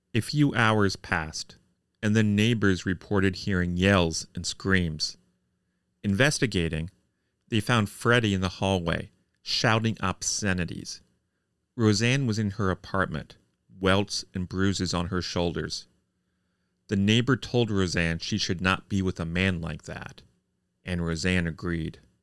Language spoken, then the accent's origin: English; Columbus, Indiana, United States; my hometown newspaper. the Columbus Republic